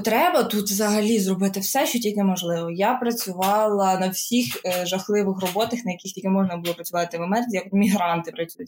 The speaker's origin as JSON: {"language": "Ukrainian", "country": "Ukraine", "said": "студент, який приїхав з України"}